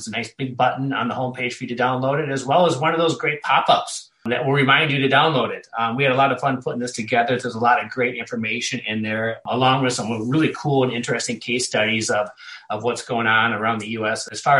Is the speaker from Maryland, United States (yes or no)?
no; La Crosse, Wisconsin, United States; Ryan and I grew up together in La Crosse, Wisconsin. We're both grads of La Crosse Logan, which means we did grow up on the mean streets of the North Side.